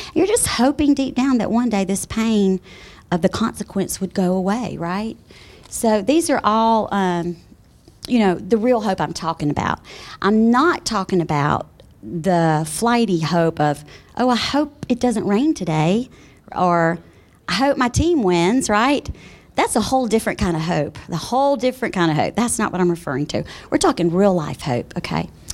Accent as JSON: {"language": "English", "region": "South Carolina", "country": "United States", "tie": "born or raised there", "moved": "as an adult", "lives_now": "Colorado, United States", "said": "I am from South Carolina originally. Been there all my life"}